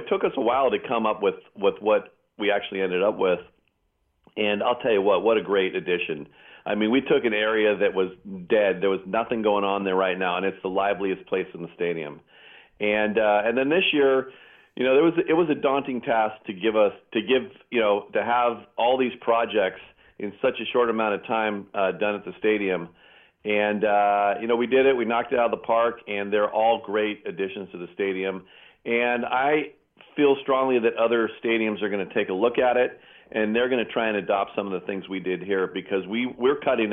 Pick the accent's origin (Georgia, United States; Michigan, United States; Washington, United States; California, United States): California, United States; Pleasanton; my hometown of Pleasanton.